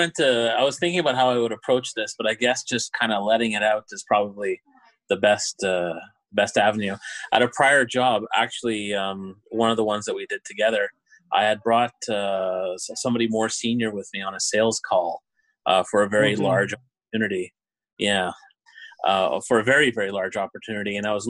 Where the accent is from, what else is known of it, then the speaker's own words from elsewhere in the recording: Montreal, Quebec, Canada; born there; now in Thunder Bay, Canada; Well, I was born in Montreal, and as you mentioned, I'm currently working in Thunder Bay.